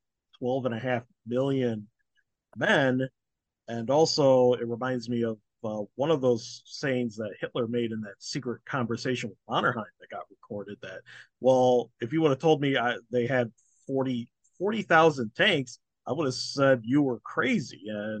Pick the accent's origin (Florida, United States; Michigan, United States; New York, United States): Michigan, United States; Detroit; because I'm from Detroit, and we and our automotive factories, those got switched over very quickly to war production for tanks and what have you here.